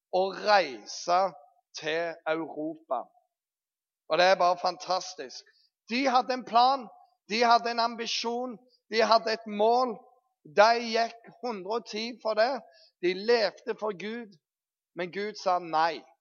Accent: Bryne, Rogaland, Norway; vi kommer fra Bryne.

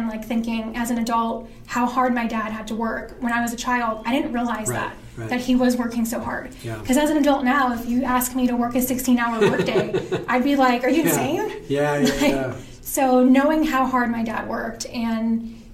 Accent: Maui, Hawaii, United States; moved away as an adult; now in Las Vegas, United States; I grew up in Maui, born and raised there. I was in Maui for about 20 years. So I moved to Vegas when I was 20.

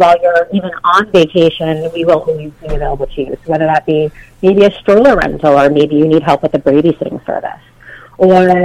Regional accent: New England, United States; We are all from New England

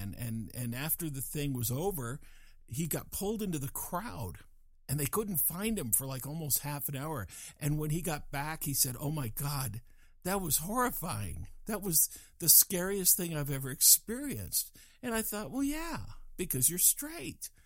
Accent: Fort Collins, Colorado, United States; I was raised in Fort Collins, Fort Collins, Colorado

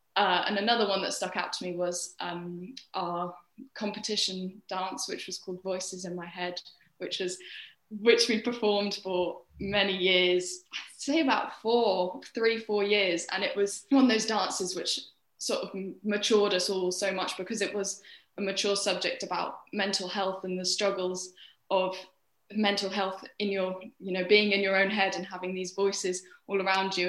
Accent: Cirencester, South West England, United Kingdom; also born or lived in London; I was born in London and stayed there until I was seven years old, and then we as a family, because my dad found a job here in Cirencester, we moved to Cirencester when I was seven

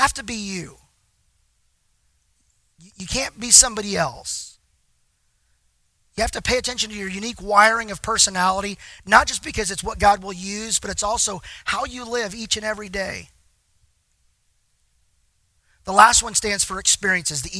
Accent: Texas, United States; I'm from Texas

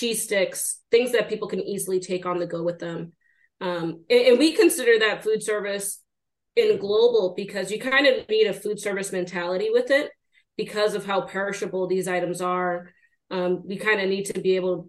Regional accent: Boston, Massachusetts, United States; I grew up in Boston, Massachusetts

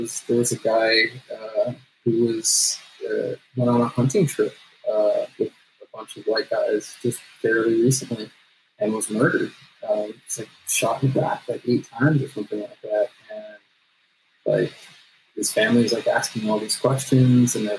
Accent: Los Angeles, California, United States; I grew up in the San Fernando Valley

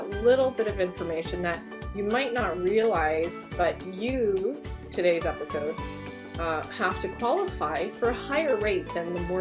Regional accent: Canada; also born or lived in Greater Toronto Area, Ontario; we're Canadian

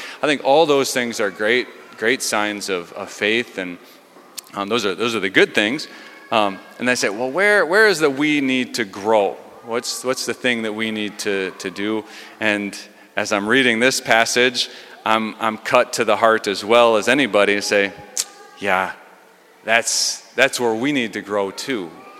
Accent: Delano, United States; well, I grew up in Delano and they only moved here 25 years ago.

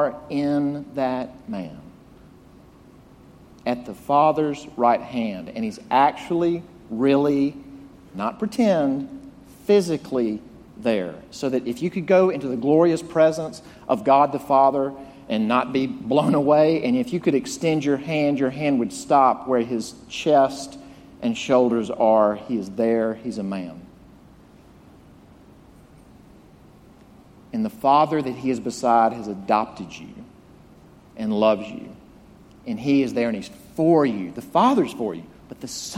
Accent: Jackson, Mississippi, United States; moved away; growing up in my hometown of Jackson, Mississippi

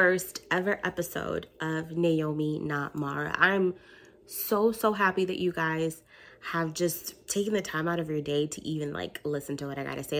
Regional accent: New York, United States; I'm from New York

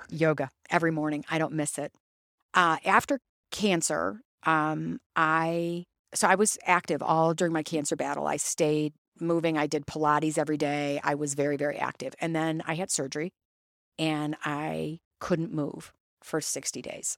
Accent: Toledo, Ohio, United States; I grew up in, I grew up in Toledo.

